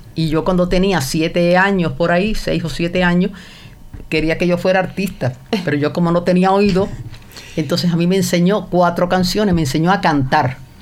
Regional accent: Cienfuegos, Cuba; also born or lived in Havana, Cuba; ahí viví en Cienfuegos hasta los 19 años

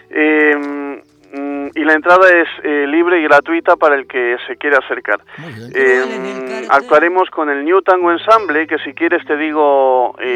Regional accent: Santiago del Estero, Argentina; soy del norte de Santiago del Estero.

